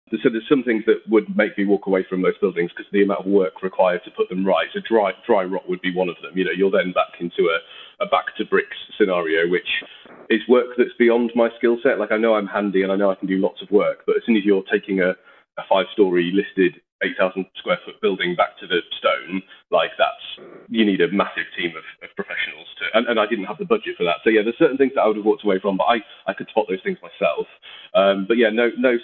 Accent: Yorkshire and the Humber, United Kingdom; being a Yorkshireman that likes the value for money

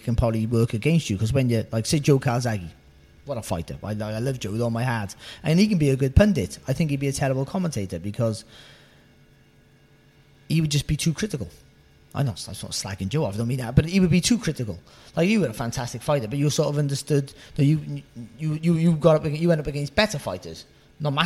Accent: Cardiff, Wales, United Kingdom; moved away; I'm from a Cardiff. I've lived up in sort of this area for 20 years now, but I'm a Cardiff boy and I haven't lost my accent one bit

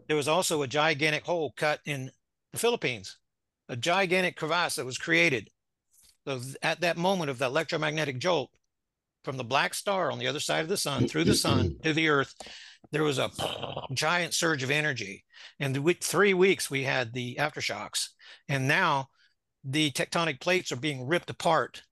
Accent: Florida, United States; moved away as an adult; now in Ozarks, United States; Went back to Florida, my home, and then relocated here in March of two thousand twenty

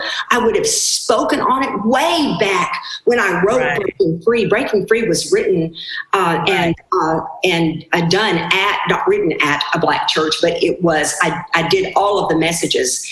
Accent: Arkansas, United States; I was raised in Arkansas in the 60s

